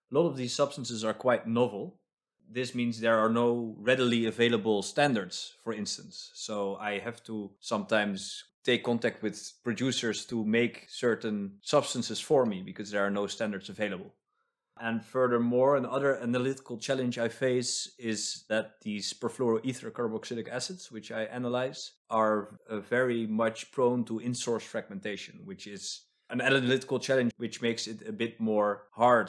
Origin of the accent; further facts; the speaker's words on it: Amsterdam, North Holland, Netherlands; now in Stockholm, Sweden; I come from Amsterdam